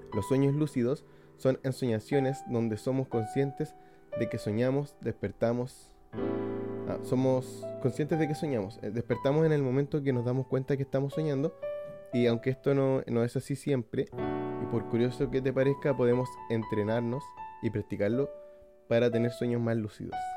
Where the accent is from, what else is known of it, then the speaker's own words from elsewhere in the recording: Iquique, Tarapacá, Chile; la ciudad de Iquique, de donde soy yo